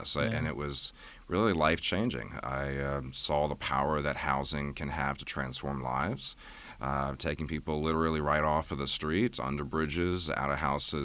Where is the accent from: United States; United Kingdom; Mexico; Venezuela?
United States; Fairfax County, Virginia; I was actually born and raised in Fairfax County.